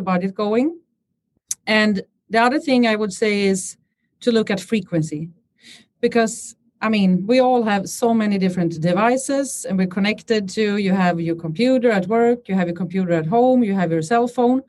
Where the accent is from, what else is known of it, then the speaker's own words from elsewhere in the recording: Stockholm, Stockholm County, Sweden; I'm born and raised in Stockholm